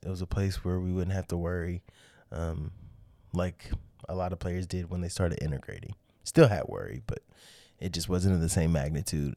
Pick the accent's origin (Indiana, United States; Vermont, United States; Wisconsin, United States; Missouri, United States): Missouri, United States; Kansas City; I'm from Kansas City